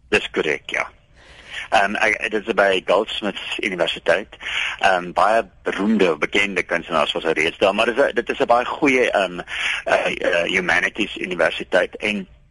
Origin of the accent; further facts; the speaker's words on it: South Africa; ek is 'n Afrikaner